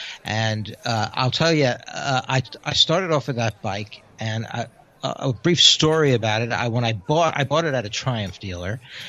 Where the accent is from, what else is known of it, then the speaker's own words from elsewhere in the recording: Mill Valley, California, United States; Mill Valley, California.